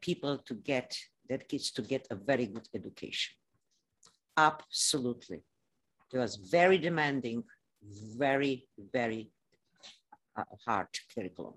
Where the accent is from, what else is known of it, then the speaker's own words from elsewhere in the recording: Transylvania, Romania; English is a second language; moved away as an adult; now in United States; I am from Transylvania, but that's became part of Romania.